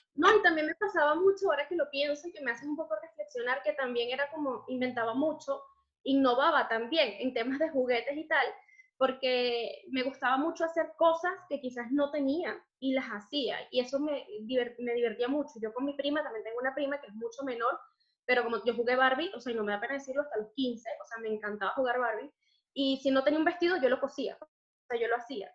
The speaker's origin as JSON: {"language": "Spanish", "town": "Los Teques", "region": "Miranda", "country": "Venezuela", "tie": "born or raised there", "also_born_or_lived": "Caracas", "moved": "as an adult", "lives_now": "Spain", "said": "yo nací en Caracas, pero crecí en Los Teques. Eh, vivimos en los, Teques hasta que yo tenía unos 11 o 12 años."}